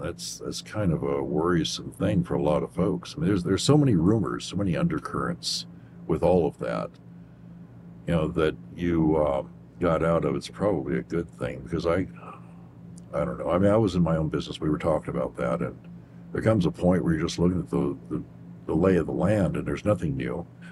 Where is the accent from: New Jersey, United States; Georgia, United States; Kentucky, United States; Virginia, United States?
Kentucky, United States; moved away; I grew up in Kentucky